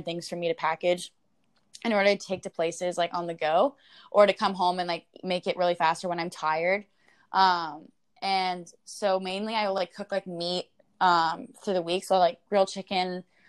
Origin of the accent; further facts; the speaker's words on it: Midwest, United States; growing up in the Midwest, like everyone thinks they have to be ready.